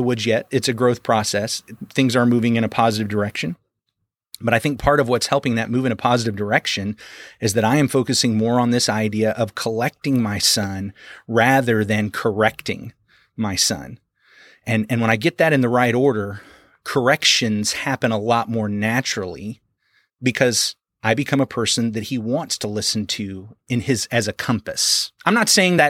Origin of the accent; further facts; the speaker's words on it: Arkansas, United States; moved away; I was from Arkansas because back then we could get our permits at 14